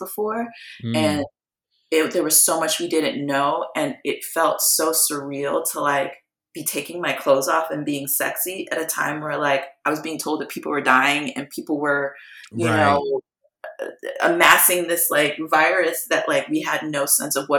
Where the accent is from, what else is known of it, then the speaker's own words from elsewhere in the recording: Memphis, Tennessee, United States; also born or lived in Guyana; now in Philadelphia, United States; I'm from Memphis